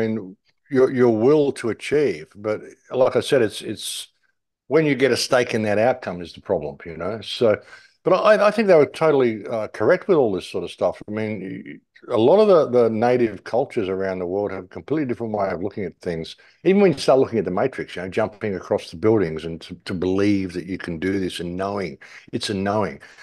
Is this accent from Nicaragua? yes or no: no; England, United Kingdom; being an English person